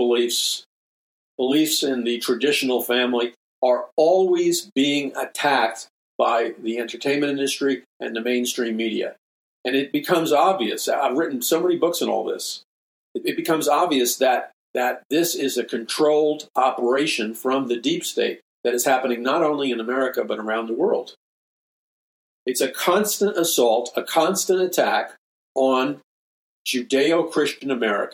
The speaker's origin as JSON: {"language": "English", "town": "New York City", "region": "New York", "country": "United States", "tie": "born or raised there", "said": "as a young boy growing up in New York City"}